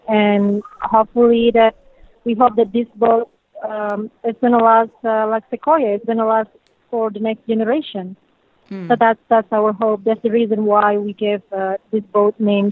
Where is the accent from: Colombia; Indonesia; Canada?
Indonesia; moved away; I'm from Indonesia.